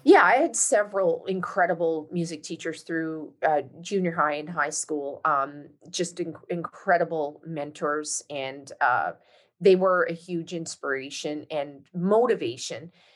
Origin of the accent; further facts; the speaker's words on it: St. John's, Newfoundland and Labrador, Canada; moved away as an adult; I was born and raised in St. John's, Newfoundland, in fact, I uh, left Newfoundland in 1997